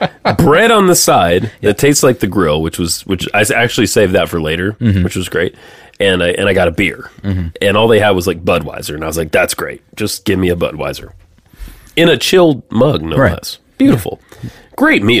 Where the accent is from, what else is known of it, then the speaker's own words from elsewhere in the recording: Georgia, United States; now in Kansas City, United States; growing up in Georgia, I didn't even know brisket was a thing until moving here, really.